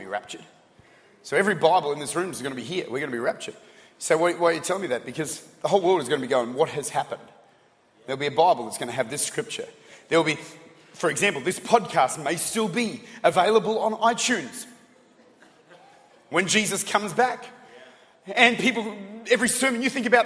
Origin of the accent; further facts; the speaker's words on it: Australia; I'm Aussie. I'm Australian.